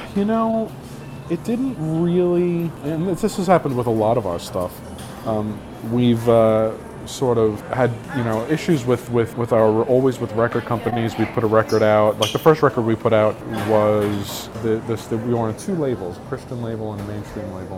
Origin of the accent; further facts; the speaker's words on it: New York City, New York, United States; we grew up in New York City